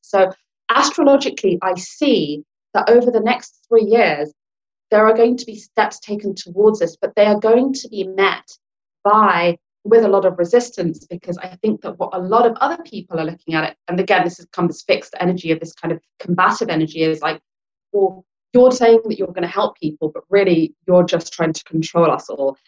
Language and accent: English; England, United Kingdom; accent: British; I'm born and brought up in England, I'm English Lankan